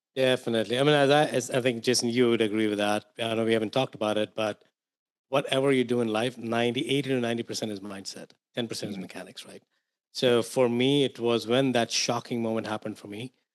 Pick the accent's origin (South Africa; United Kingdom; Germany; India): India; moved away as an adult; I grew up in India. Um, so I came here into this to this country about 22 years ago.